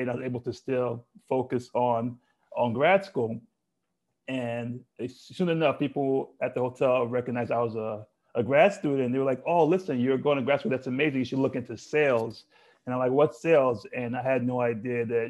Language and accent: English; Lagos, Nigeria; I was born and raised in Lagos, Nigeria.